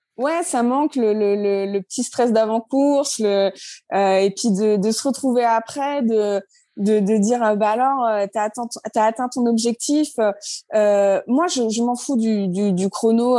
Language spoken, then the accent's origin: French; Normandy, France; also born or lived in Brittany / La Ciotat; now in Orléans, France; je suis pas du tout de la région. De base, je suis normande.